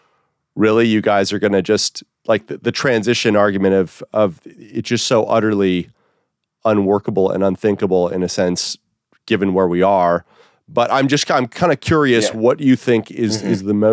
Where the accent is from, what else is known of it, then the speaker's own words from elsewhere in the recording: California, United States; I'm from California